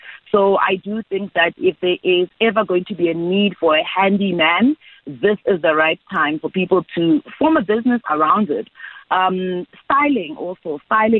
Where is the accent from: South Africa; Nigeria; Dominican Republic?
South Africa; a South African young woman who's a career woman